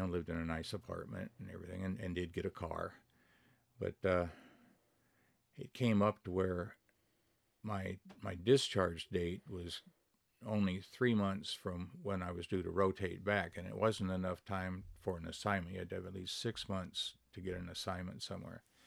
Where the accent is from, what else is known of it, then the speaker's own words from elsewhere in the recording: Wenatchee, Washington, United States; moved away; also born or lived in Tacoma, Washington / Long Beach; I was born in Tacoma. And then we moved, uh, from there when I was about two, we moved to Wenatchee. And that's where I grew up